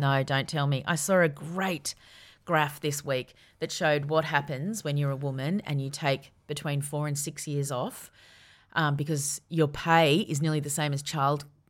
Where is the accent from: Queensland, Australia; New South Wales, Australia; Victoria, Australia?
Victoria, Australia; Yarra Valley; I grew up in the Yarra Valley